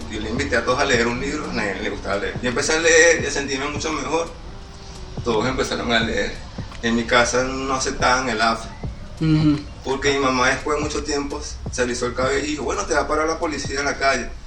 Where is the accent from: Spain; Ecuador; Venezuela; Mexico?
Venezuela; Guarenas, Miranda; me di cuenta que yo soy de Guarena, antes de Guarena, una persona que vive todos los días para Caracas, pues. Claro. Me di cuenta que soy guarenero